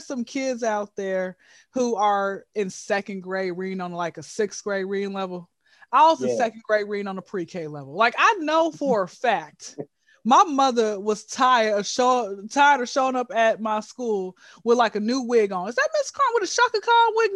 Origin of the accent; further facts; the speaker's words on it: Atlanta, Georgia, United States; born and raised in Hotlanta, ATL, Georgia. All right, been here since I was zero